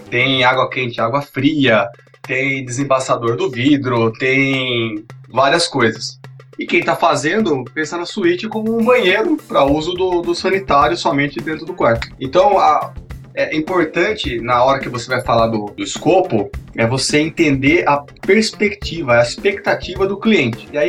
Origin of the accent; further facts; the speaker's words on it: Sorocaba, São Paulo, Brazil; eu sou de Sorocaba, trabalho com desenvolvimento de software